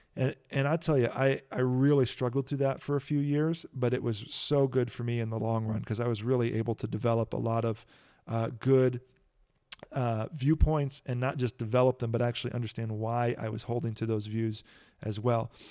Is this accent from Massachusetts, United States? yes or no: no; Kankakee, Illinois, United States; I grew up in Kankakee, Illinois